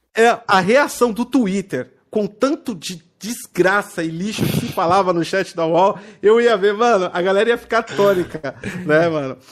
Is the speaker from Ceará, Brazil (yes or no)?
no; Santo André, São Paulo, Brazil; Eu sou da região do ABC, São Paulo, né? É, tipo, eu sou de Santo André.